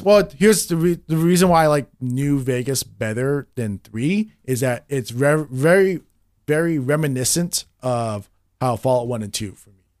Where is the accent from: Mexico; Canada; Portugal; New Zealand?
Canada; in Canada, we don't, we didn't have Adult Swim